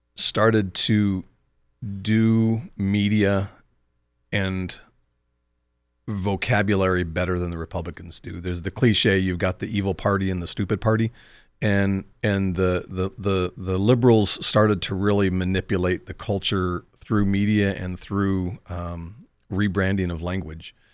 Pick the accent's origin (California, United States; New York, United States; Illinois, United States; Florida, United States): California, United States; far north of Sacramento; far north of Sacramento. So, um, in, in the redneck part of, of, uh, California